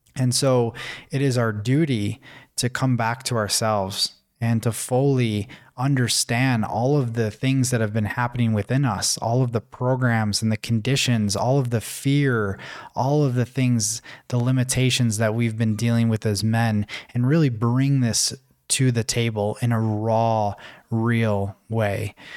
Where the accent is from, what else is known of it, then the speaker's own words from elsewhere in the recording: Buffalo, New York, United States; moved away as an adult; also born or lived in Tanzania; thousands of miles away from my hometown, which was in Buffalo, New York.